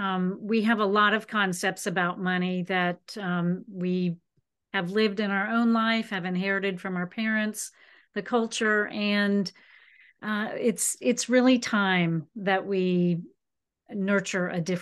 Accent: Florida, United States; I was from the West Coast of Florida, the Tampa Bay area.

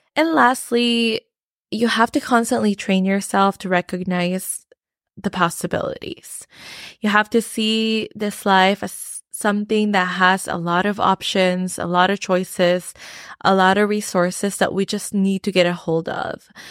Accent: Philippines; moved away; I came from the Philippines and I grew up in the Philippines

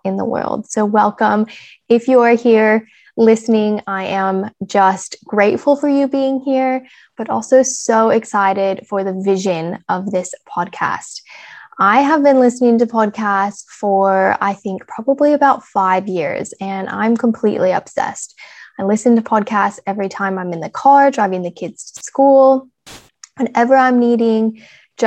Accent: Casper, Wyoming, United States; moved away as an adult; now in Australia; I am clearly American and grew up in small town USA, small little town called Casper, Wyoming

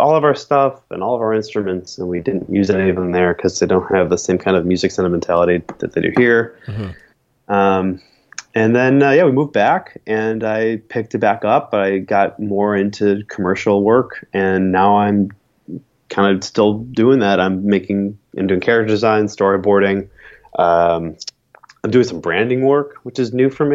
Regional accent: Buffalo, New York, United States; also born or lived in Siena, Italy / Astoria, Queens, New York; now in Brooklyn, United States; Born and raised in Buffalo until I was about 10.

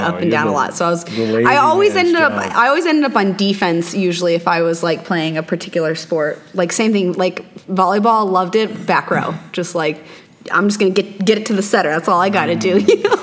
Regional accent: Missouri, United States; now in Scottsdale, United States; I'm from Missouri originally, in the Midwest

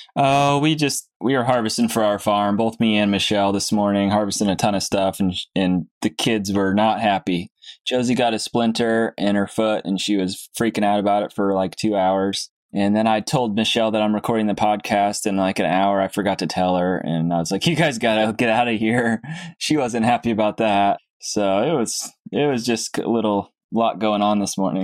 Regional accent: Cape Cod, Massachusetts, United States; moved away; I'm from Cape Cod

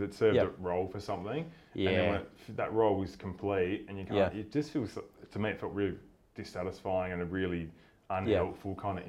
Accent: Tasmania, Australia; I grew up in Tassie

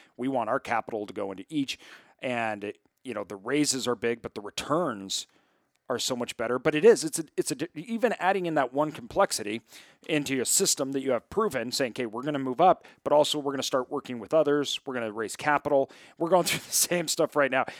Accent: Idaho, United States; I'm from Idaho. I grew up, uh, uh, my whole family comes from farmers

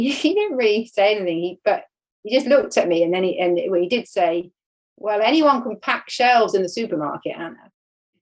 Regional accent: about 4 hours east of Devon, England, United Kingdom; now in Devon, United Kingdom; I grew up about 4 hours east of here

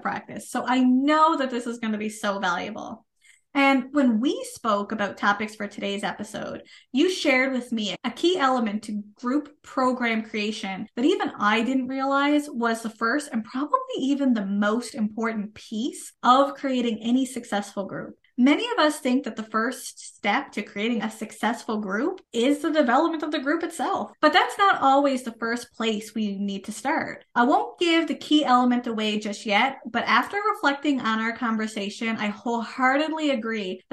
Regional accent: Canada; I am a Canadian social worker

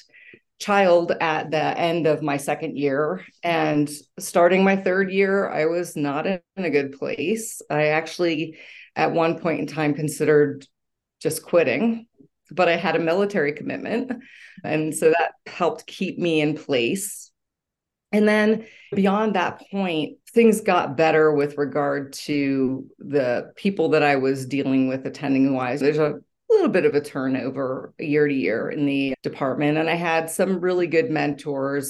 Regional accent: Pennsylvania, United States; moved away; I grew up in Pennsylvania

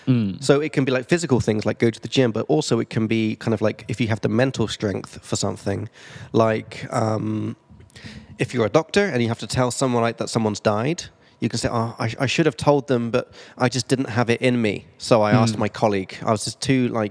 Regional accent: England, United Kingdom; now in Prague, Czech Republic; I'm from England

